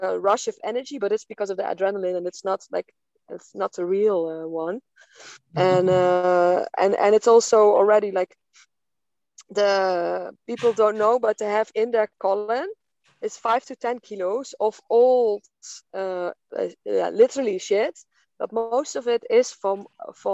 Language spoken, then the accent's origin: English; Netherlands; now in Portugal; I live off-grid in Portugal, and I come from Holland.